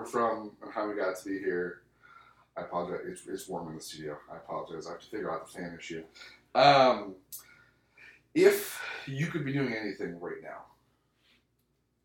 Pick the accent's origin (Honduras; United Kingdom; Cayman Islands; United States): United States; Michigan; moved away as an adult; now in Las Vegas, United States; born in Michigan and raised in Vegas